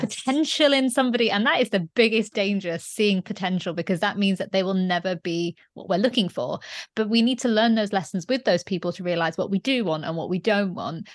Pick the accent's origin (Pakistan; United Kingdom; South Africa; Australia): United Kingdom; Leeds, Yorkshire and the Humber; moved away as an adult; also born or lived in London; I studied my first degree in Leeds, um, which is my hometown, and then I moved to London